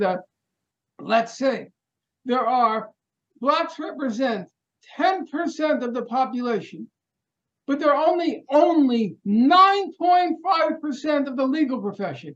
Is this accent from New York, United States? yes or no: yes; New York City, New York, United States; we're both from Brooklyn.